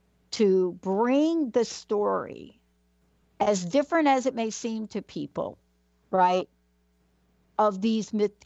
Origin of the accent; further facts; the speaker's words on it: New York City, New York, United States; I grew up in the Bronx